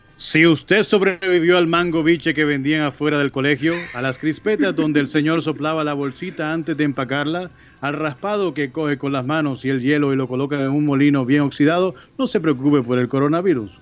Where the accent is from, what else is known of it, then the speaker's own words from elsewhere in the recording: Barranquilla, Atlántico, Colombia; moved away; Yo soy de Barranquilla, Colombia